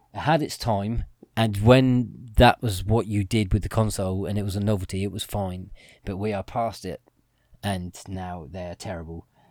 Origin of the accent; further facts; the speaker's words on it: England, United Kingdom; we're English